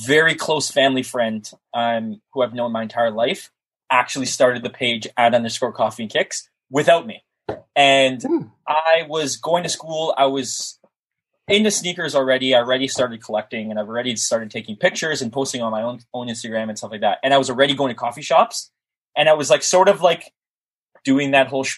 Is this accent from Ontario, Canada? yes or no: yes; Toronto, Ontario, Canada; I'm not from the city. I'm from Toronto, for people who don't know. I live just north of the city in the GTA